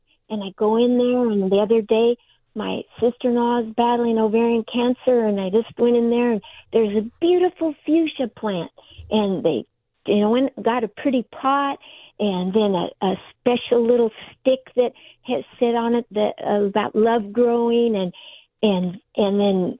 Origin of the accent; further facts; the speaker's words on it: Alley Gardens, California, United States; now in Poway, United States; I grew up in Alley Gardens